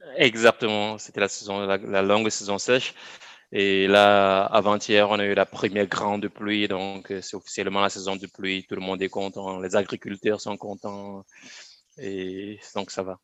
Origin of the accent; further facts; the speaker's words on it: Bafoussam, West, Cameroon; moved away as an adult; also born or lived in Yaoundé, Cameroon; je suis né, j'ai grandi au Cameroun, donc à Bafsam, dans une ville de moyenne, de moyenne taille, au Cameroun